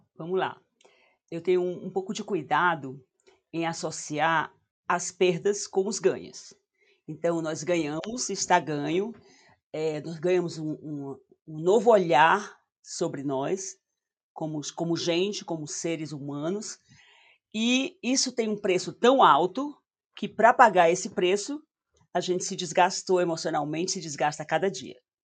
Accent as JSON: {"language": "Portuguese", "region": "Northeast Region", "country": "Brazil", "accent": "nordestina", "said": "meu sotaque de nordestina"}